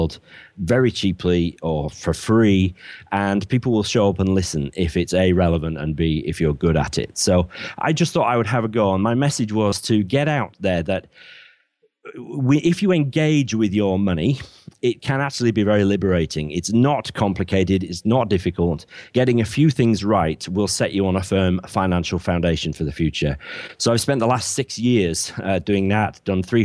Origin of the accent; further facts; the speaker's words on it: Bradford, Yorkshire and the Humber, United Kingdom; moved away as an adult; now in Cornwall, United Kingdom; I'm from Bradford in the north of England originally, but I now live in Cornwall, the very far southwest